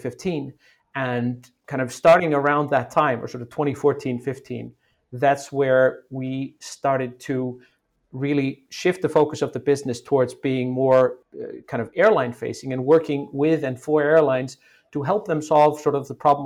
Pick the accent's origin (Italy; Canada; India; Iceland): Iceland; moved away as an adult; also born or lived in United States; I'm originally from Iceland, and I went to school. I went to university in the U.S., moved back to Iceland when I was 25